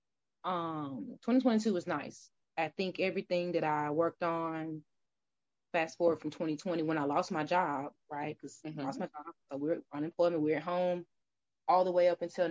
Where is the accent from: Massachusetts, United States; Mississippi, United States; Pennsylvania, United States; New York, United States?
Mississippi, United States; now in Atlanta, United States; I'm from Mississippi